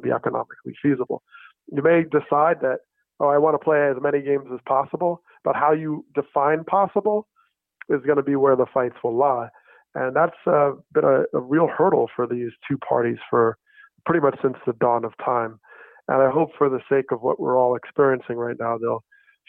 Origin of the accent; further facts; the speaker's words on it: New Jersey, United States; I grew up in New Jersey